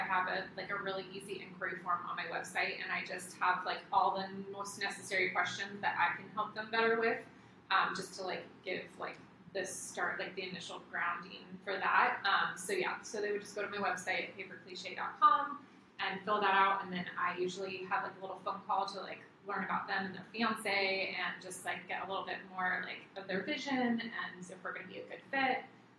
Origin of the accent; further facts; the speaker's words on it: Costa Mesa, California, United States; It's my hometown